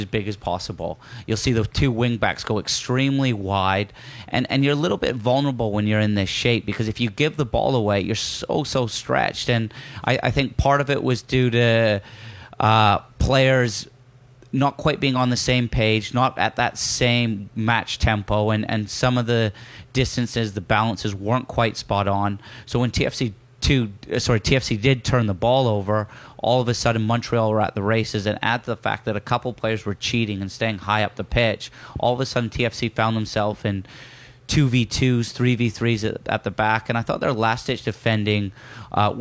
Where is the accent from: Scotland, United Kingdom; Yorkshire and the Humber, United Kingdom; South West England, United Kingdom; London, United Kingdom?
Yorkshire and the Humber, United Kingdom; accent: broken Yorkshire; my broken Yorkshire accent